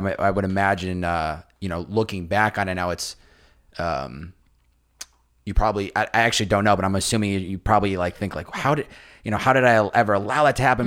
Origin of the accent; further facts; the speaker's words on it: Massachusetts, United States; I grew up in Massachusetts